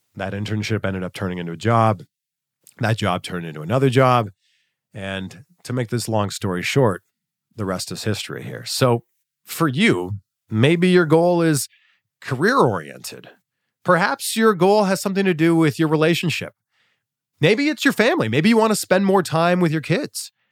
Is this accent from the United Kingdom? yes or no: no; Ontario, Canada; my hometown, Chex T V in Peterborough, Ontario